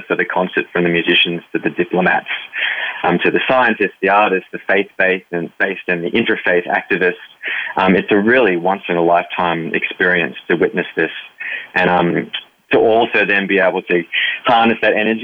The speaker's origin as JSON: {"language": "English", "town": "Byron Bay", "region": "New South Wales", "country": "Australia", "tie": "born or raised there", "also_born_or_lived": "New York", "moved": "as an adult", "said": "in Byron Bay, which is a remarkable gathering there in my hometown"}